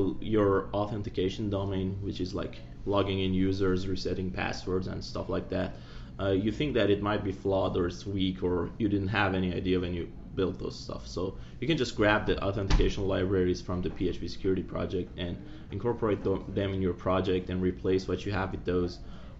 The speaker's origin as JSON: {"language": "English", "country": "Iran", "moved": "yes", "lives_now": "Virginia, United States", "said": "Originally, I'm from Iran, but I reside in US now in Virginia."}